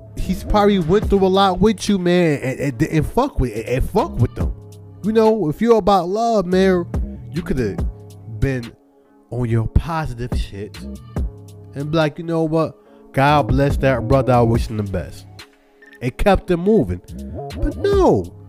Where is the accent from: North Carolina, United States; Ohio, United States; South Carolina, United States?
North Carolina, United States; Charlotte; also born or lived in Brooklyn, New York; I was born in Brooklyn, New York. To the age of five, moved to Charlotte, North Carolina. From age five until now.